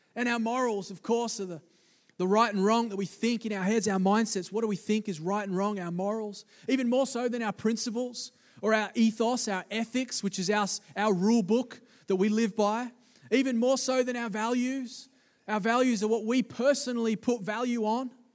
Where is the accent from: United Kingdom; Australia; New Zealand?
Australia; East Coast of Australia; growing up in the East Coast of Australia, on the beaches